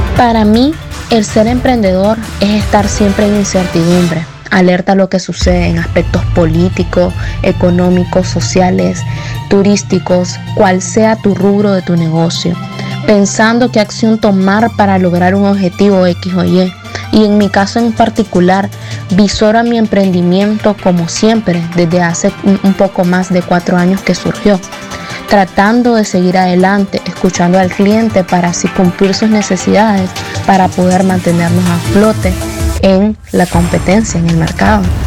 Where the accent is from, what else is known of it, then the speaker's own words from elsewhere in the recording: León, Nicaragua; como cada leonés